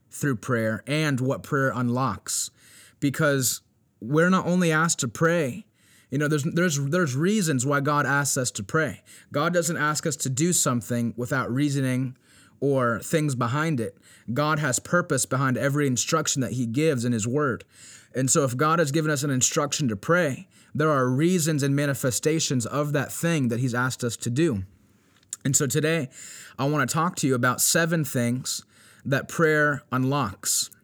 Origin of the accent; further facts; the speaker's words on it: Virginia Beach, Virginia, United States; we're fasting and we're praying here in Virginia Beach, and I know it's something that's not only taking place here in my hometown